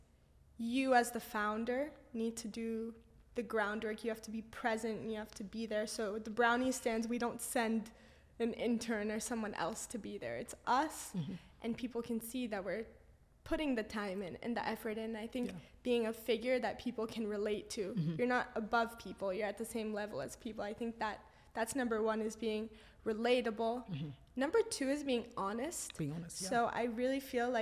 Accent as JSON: {"language": "English", "town": "Los Angeles", "region": "California", "country": "United States", "tie": "born or raised there", "moved": "yes", "lives_now": "London, United Kingdom", "said": "I grew up there"}